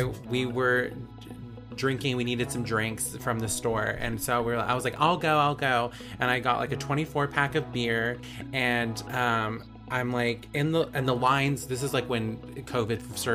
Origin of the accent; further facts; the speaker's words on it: California, United States; I'm from California, where there's always something to do.